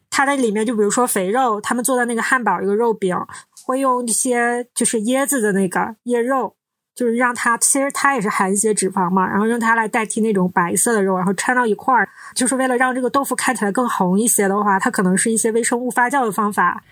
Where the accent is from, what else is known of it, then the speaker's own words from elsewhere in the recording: Northeast China, China; 我们是三个来自东北的ladies